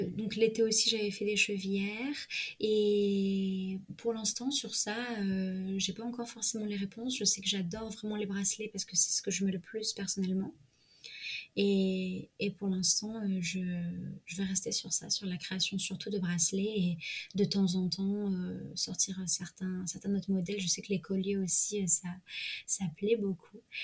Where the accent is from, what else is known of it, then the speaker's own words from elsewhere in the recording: Provence-Alpes-Côte d'Azur, France; moved away; also born or lived in Paris; je suis retournée en région PACA, mmh. c'est-à-dire ma région de naissance